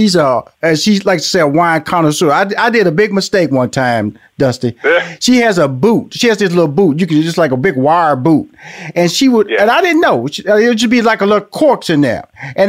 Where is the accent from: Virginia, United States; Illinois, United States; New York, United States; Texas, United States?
Texas, United States; Houston; now in Atlanta, United States; I'm born and raised in Atlanta, in Houston, Texas, by the way. Born in Fifth Ward, grew up went to Forest Brook, graduated from University of Houston